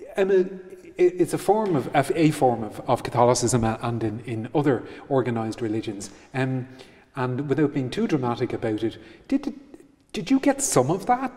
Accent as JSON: {"language": "English", "country": "Ireland", "tie": "born or raised there", "said": "growing up in Ireland in, in, eh, as a teenager"}